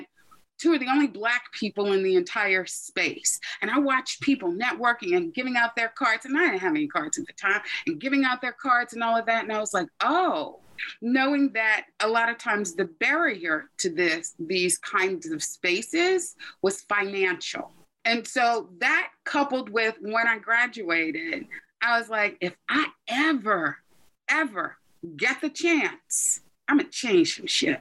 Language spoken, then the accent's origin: English; Baltimore, Maryland, United States; moved away as an adult; also born or lived in New York; I'm originally from Baltimore